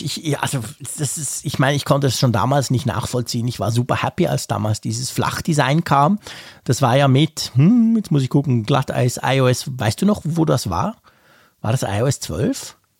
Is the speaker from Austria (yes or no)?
no; Switzerland; als Schweizer